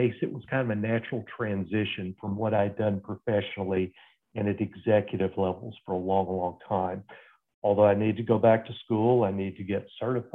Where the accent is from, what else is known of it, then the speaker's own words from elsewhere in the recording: Fort Worth, Texas, United States; I grew up in Fort Worth, Texas